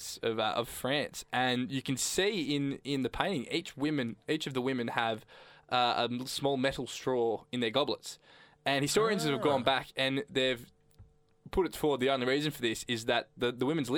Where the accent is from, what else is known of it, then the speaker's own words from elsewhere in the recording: country Victoria, Australia; moved away; the country Victoria, considering we're from there.